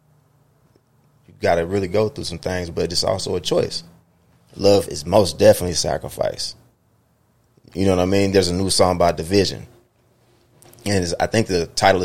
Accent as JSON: {"language": "English", "town": "Brazoria", "region": "Texas", "country": "United States", "moved": "yes", "lives_now": "San Diego, United States", "said": "I reside in San Diego, but I'm originally from Brazoria, Texas"}